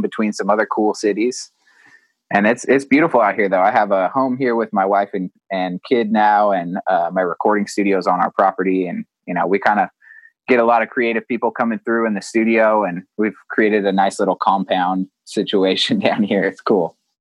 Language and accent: English; Vista, California, United States; I grew up here in in Vista, California, just a, a little town in North San Diego